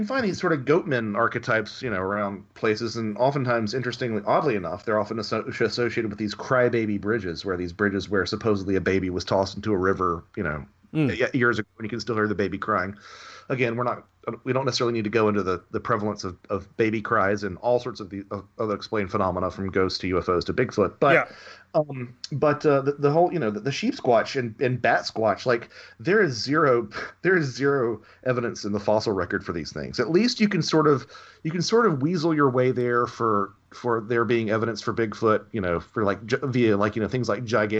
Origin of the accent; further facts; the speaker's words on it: Southern United States, United States; Yeah, well, I'm a Southerner. I can make fun of Southerners.